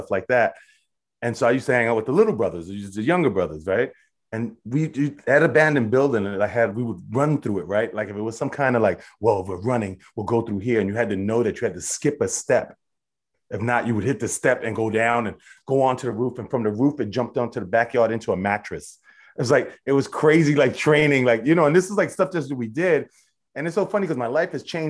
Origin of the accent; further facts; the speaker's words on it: New York City, New York, United States; moved away as an adult; also born or lived in Europe; I'm born and raised in Brooklyn. I'm a Brooklynite through and through